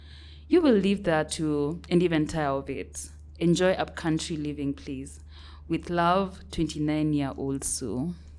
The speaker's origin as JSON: {"language": "English", "town": "Mwingi", "region": "Kitui County", "country": "Kenya", "tie": "born or raised there", "moved": "yes", "said": "So my Shags is in Kitui. Mm-hmm. Specifically, I come from Mwingi, in Kitui County. So then it's also not so far from Nairobi, I would say. That's where Shags is."}